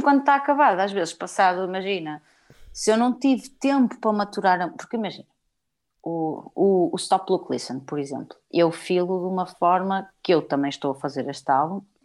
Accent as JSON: {"language": "Portuguese", "country": "Portugal", "tie": "born or raised there", "said": "Somos portuguesas, moramos em Portugal e fomos nascidas e criadas em Portugal"}